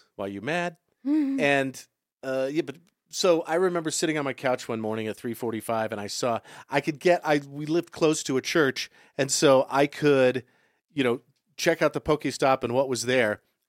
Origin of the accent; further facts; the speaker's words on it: Virginia, United States; I'm from there before here, but I'm really from Virginia. So what does that make me? But I've been here since... 77.